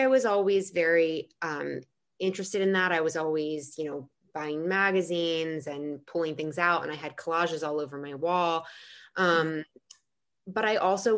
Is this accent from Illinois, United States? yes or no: no; New Jersey, United States; I grew up in New Jersey